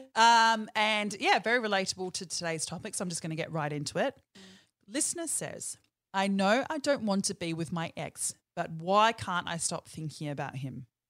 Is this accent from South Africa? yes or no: no; New Zealand; accent: Kiwi; my Kiwi accent